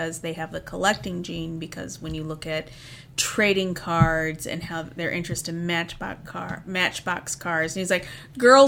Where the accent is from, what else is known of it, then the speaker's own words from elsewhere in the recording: Indiana, United States; moved away; I grew up in Indiana